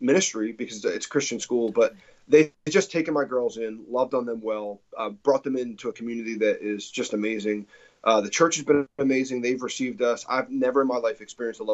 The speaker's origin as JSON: {"language": "English", "region": "New Jersey", "country": "United States", "also_born_or_lived": "Texas", "moved": "as an adult", "lives_now": "Franklin, United States", "said": "I'm from New Jersey originally"}